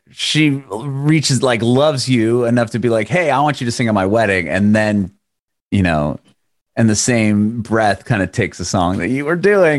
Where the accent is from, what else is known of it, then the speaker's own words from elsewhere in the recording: San Diego, California, United States; moved away as an adult; now in Nashville, United States; I'm now in Nashville, but I'm originally was born and raised in San Diego. So I was, I just moved here with my family a little over a year ago.